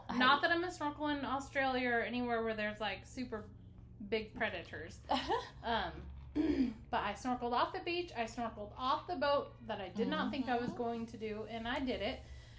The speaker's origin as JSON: {"language": "English", "town": "Truckee", "region": "California", "country": "United States", "tie": "born or raised there", "said": "I was born in Truckee"}